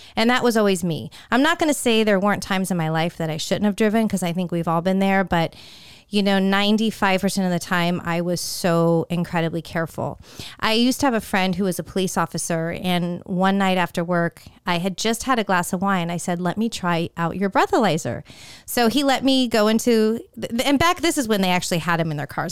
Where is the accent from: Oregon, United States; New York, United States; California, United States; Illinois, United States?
California, United States; Northern; moved away as an adult; I grew up in Northern California